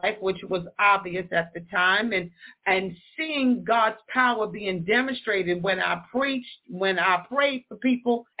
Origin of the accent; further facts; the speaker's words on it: New York City, New York, United States; also born or lived in Westchester County, New York / Freeport, Long Island; I was born and raised in the Bronx